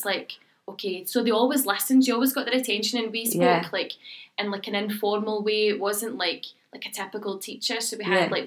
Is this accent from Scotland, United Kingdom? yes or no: yes; Glasgow, Scotland, United Kingdom; moved away as an adult; now in Cameroon; Glasgow is very much my home. Yeah. Raised there all my life, went to uni, didn't even move out of my mum's house during uni.